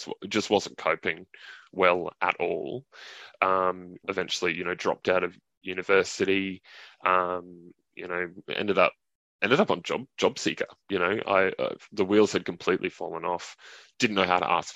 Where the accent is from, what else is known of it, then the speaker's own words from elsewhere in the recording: Cairns, Queensland, Australia; I grew up in Cairns in Far North Queensland.